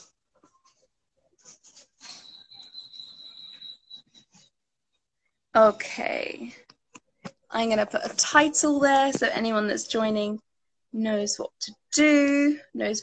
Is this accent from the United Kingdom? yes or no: yes; London, United Kingdom; accent: British; I am from London